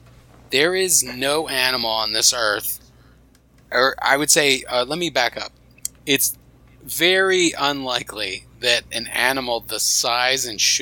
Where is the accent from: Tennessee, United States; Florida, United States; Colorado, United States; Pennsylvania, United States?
Florida, United States; Fort Lauderdale; I'm from Fort Lauderdale.